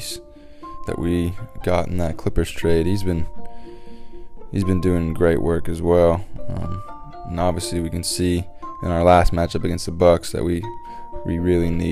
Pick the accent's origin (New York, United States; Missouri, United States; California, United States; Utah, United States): Utah, United States; growing up in Utah